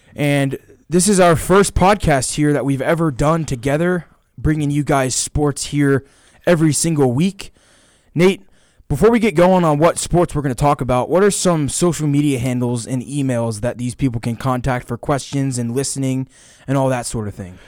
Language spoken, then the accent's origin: English; Georgia, United States; I'm from Georgia